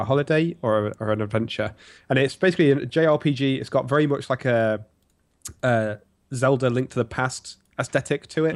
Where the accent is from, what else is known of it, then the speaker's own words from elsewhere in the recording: England, United Kingdom; as an Englishman